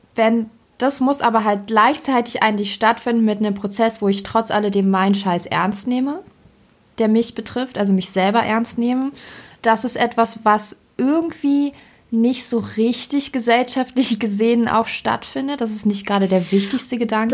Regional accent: Germany; bei uns in Deutschland

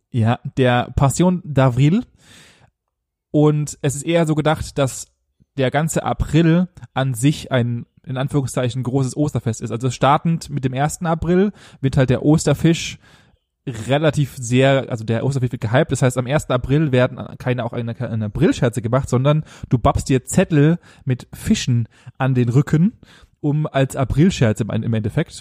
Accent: Germany; bei uns in Deutschland

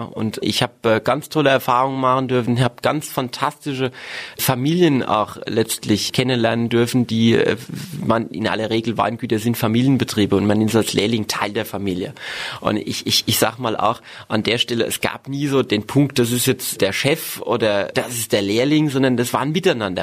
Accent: Dittelsheim-Hessloch, Rhineland-Palatinate, Germany; also born or lived in Worms; Ich bin im Stadtkrankenhaus in Worms glücklich zur Welt gekommen, aber aufgewachsen bin ich in Dittelsheim-Hessloch, in einer wunderbaren Ortsgemeinde, auch ein Stück weit im Herzen Rheinhessens

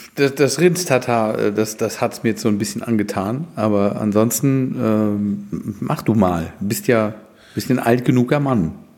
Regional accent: Germany; wir da als Deutsche

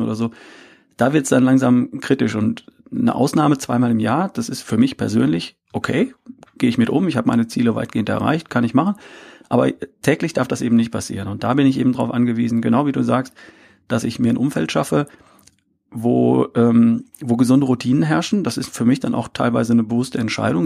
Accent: between Herford and Bielefeld, North Rhine-Westphalia, Germany; now in Ludwigsburg, Germany; ich bin aufgewachsen in Ostwestfalen, in, zwischen Herford und Bielefeld irgendwo

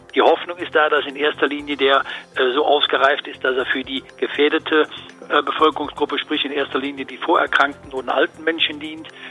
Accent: Cologne, North Rhine-Westphalia, Germany; als Kölner

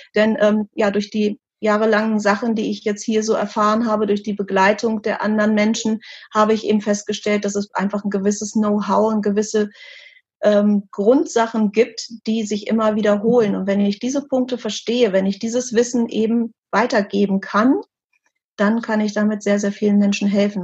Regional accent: Germany; bei uns in Deutschland

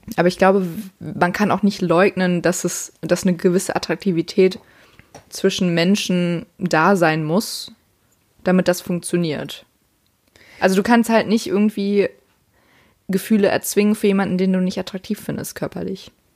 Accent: Siegen, North Rhine-Westphalia, Germany; bei uns in Siegen

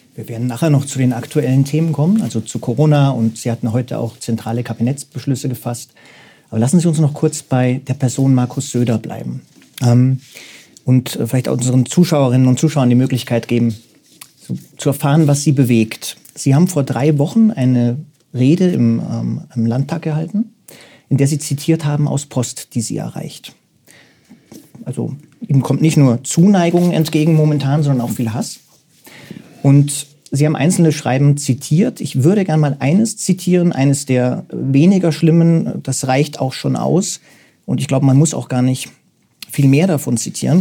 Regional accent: Munich, Bavaria, Germany; ich selbst bin gebürtiger Münchner

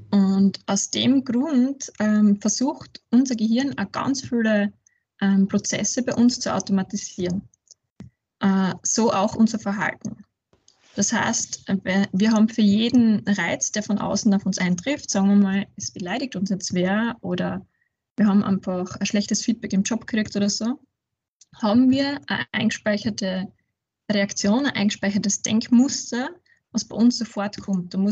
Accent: Ratschendorf, Styria, Austria; now in Graz, Austria; ich komme aus der Südsteiermark aus einem kleinen Dorf namens Ratschendorf, ähm, wohne aber jetzt mittlerweile schon über zehn Jahre in Graz

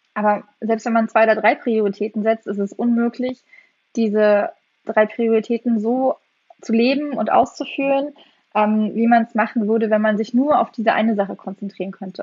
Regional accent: East Germany, Germany; also born or lived in West Berlin; now in Berlin, Germany; ich bin ja im Osten groß geworden

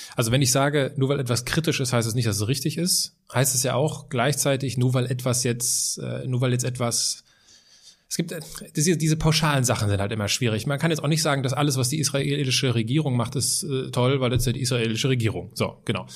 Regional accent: Altenkirchen, Rhineland-Palatinate, Germany; Bei uns äh, in der Heimatstadt steht so ein Mahnmal

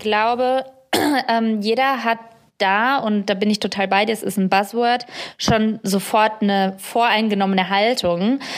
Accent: Germany; ich komme aus Deutschland

